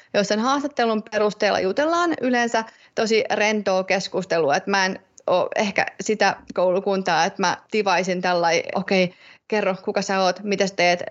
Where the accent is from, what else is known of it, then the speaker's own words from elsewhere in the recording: Tampere, Pirkanmaa, Finland; moved away; Tampereelta, kun mä oon sieltä kotosin